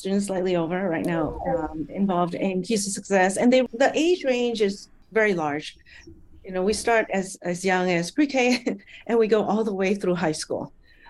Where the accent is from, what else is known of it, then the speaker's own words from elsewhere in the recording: Malaysia; born there; I'm a Malaysian. I was born in Malaysia, and a Chinese Malaysian, actually.